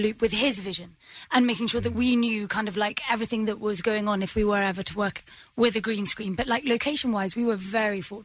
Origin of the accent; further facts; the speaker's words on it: United Kingdom; being a British actor and growing up at home